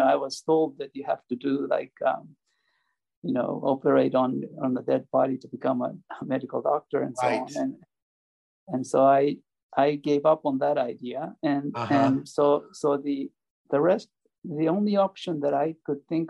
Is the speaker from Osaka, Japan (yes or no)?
yes; Osaka, Japan; English is a second language; moved away; I grew up in Osaka